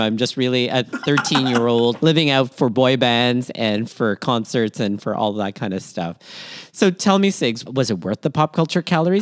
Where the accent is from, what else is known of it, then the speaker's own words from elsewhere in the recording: Toronto, Ontario, Canada; also born or lived in Manila, Philippines; born in Manila, Philippines, raised in Toronto, Canada, and schooled all over southwestern Ontario